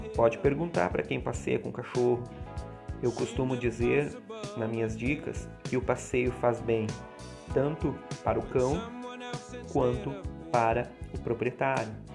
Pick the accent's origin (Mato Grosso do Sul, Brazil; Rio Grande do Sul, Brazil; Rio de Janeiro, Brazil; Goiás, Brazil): Rio Grande do Sul, Brazil; Santa Maria; sou da cidade de Santa Maria, Rio Grande do Sul